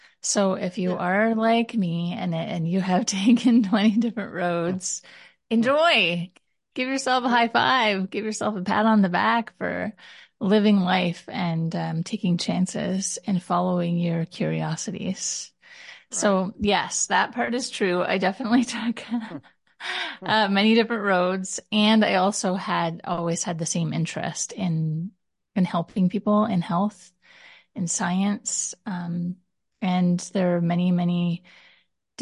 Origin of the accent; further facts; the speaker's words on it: Canada; also born or lived in Ottawa / Taiwan; I'm Canadian